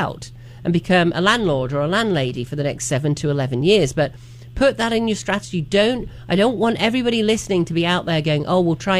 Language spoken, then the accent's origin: English; England, United Kingdom; also born or lived in Miami; now in Asheville, United States; I moved from a tiny little village in the middle of nowhere, basically, in England, and grew up surrounded by farms